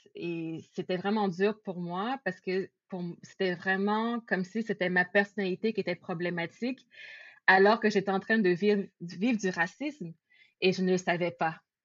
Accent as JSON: {"language": "French", "town": "Laval", "region": "Quebec", "country": "Canada", "tie": "born or raised there", "also_born_or_lived": "Montréal-Nord, Montreal", "said": "j'ai grandi euh, plus à Laval, dans le secteur de Saint-François"}